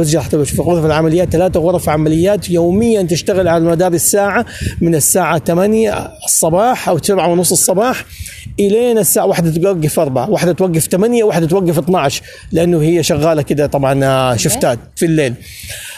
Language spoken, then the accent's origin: Arabic; Saudi Arabia; now in Germany; هامبورغ هامبورغ انا اول سعودي يدرس طبعا آه، في في العصر الجديد يدرس في المانيا